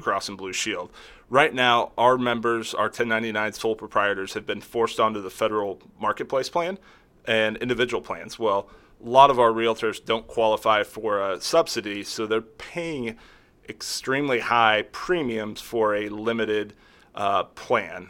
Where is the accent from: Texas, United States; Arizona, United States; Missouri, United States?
Missouri, United States; Kansas City; I grew up here in the Kansas City area